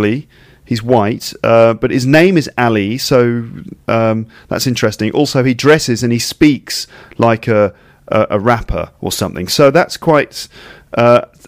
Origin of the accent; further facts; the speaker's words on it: United Kingdom; my home country